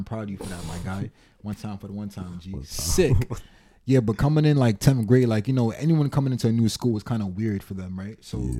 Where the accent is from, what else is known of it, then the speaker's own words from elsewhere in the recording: New York, United States; I was born in New York